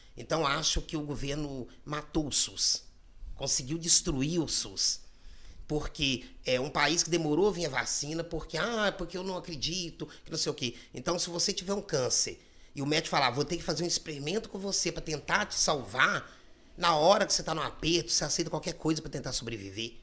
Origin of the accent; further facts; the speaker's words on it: Brazil; sou do Pacheco. Comecei é, minha infância é de lá, nasci lá, e amo Pacheco. Então é um bairro que, é, assim, eu, eu cresci lá